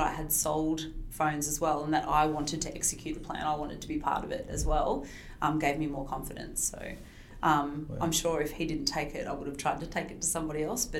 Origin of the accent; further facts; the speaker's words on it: Wollongong, New South Wales, Australia; growing up in Wollongong and going to uni in Wollongong